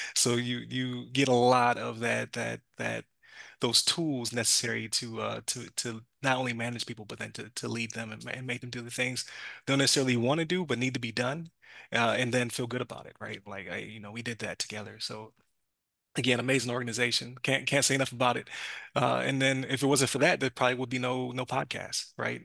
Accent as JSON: {"language": "English", "town": "Buffalo", "region": "New York", "country": "United States", "moved": "yes", "said": "I was from Buffalo"}